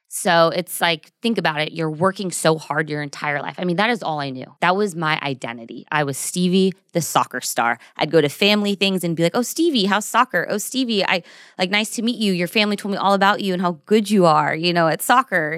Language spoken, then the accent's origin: English; Burbank, California, United States; also born or lived in Newport Beach / Orange County; I'm from Burbank, which is near Studio City, Universal Studios